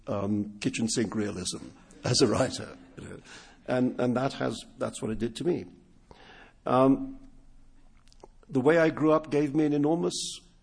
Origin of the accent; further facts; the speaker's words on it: Mumbai, Maharashtra, India; first language Urdu; English is a second language; moved away; in Bombay alone, where I grew up, there's Hindi, which is like the national language. There's Urdu, which is my mother tongue. There was Gujarati and Marathi, which were the major regional languages. And there was English, which was the language of education for people like me